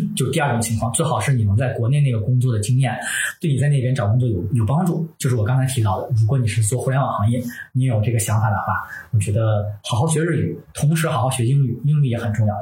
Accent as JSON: {"language": "Chinese", "region": "northern China", "country": "China", "tie": "born or raised there", "also_born_or_lived": "Tokyo, Japan", "moved": "as an adult", "said": "我是北方人嘛，我从小没有这个园林教育"}